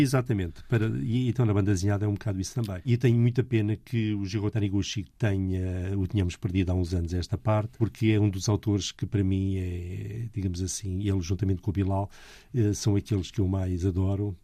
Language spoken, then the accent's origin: Portuguese; Portugal; eu sou português